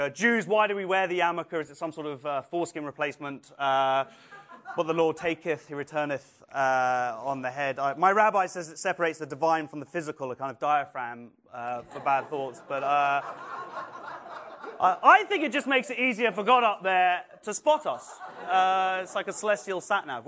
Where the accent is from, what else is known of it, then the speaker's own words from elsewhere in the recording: England, United Kingdom; I'm very proud of being English and British and Jewish